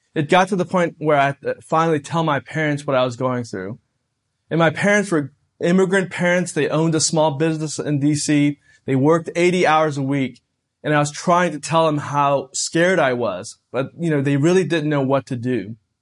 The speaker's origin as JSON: {"language": "English", "country": "United States", "tie": "born or raised there", "said": "a young person growing up in America."}